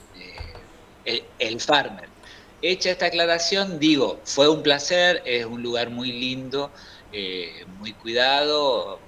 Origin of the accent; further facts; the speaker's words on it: Concordia, Entre Ríos, Argentina; also born or lived in San Salvador, Entre Ríos; Eh, eh, mía, eh, de la niñez y de la adolescencia, la tengo en Concordia, en el Campo